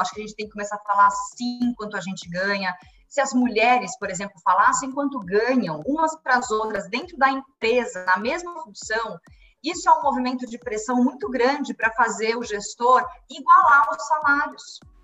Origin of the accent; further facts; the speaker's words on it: Brazil; como brasileiros